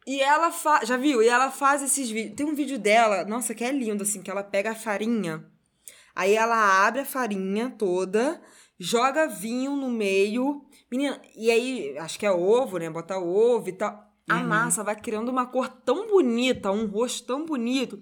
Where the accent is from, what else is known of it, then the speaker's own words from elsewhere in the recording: Brazil; a gente, como brasileiro